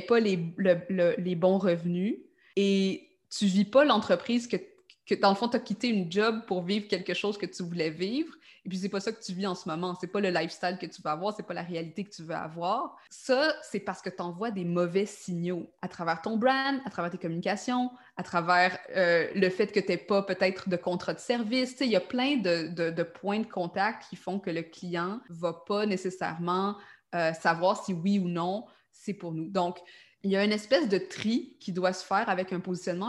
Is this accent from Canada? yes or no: yes; Quebec, Canada; accent: Québécois; also born or lived in Montreal; Par mon accent, vous avez hein? peut-être compris que je suis québécoise, donc j'habite à Montréal.